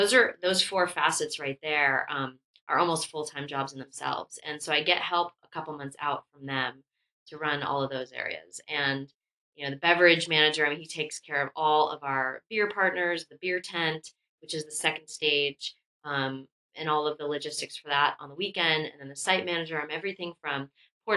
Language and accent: English; Los Angeles, California, United States; moved away as an adult; also born or lived in Telluride, Colorado; now in Bend, United States; growing up in Los Angeles